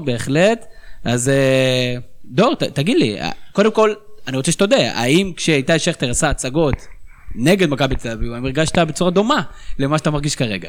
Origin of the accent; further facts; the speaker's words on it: Northern District, Israel; אני בכלל מהצפון